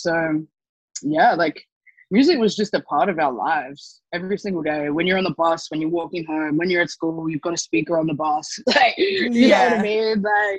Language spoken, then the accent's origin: English; Gold Coast, Queensland, Australia; I think that was the best way of coping growing up on the Gold Coast, because it was such a, you know, it was a very white place to live.